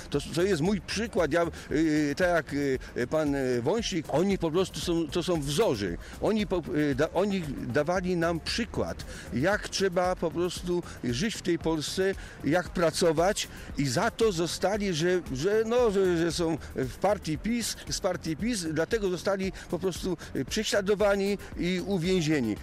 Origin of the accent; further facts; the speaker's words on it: Zielona Góra, Lubusz Voivodeship, Poland; tutaj u nas w Zielonej Górze